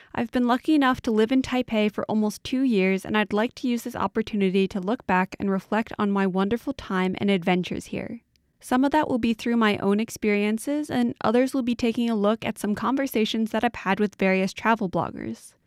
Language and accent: English; New York, United States; I'm from New York, and so I grew up spending a lot of time in New York City